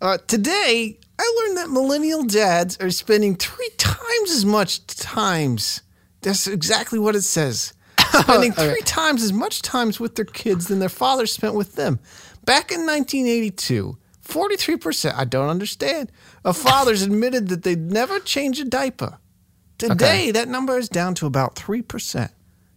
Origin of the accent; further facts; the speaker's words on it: New York, United States; accent: New York; Yeah, I'm from New York.